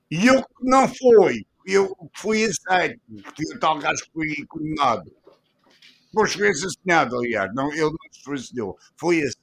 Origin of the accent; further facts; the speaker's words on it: Portugal; Eu sou português honrosamente